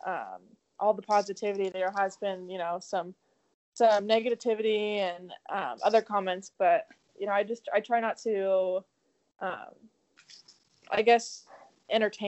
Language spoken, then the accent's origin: English; Southern California, United States; moved away as an adult; also born or lived in Arizona; now in Arkansas, United States; I born and raised in California, Southern California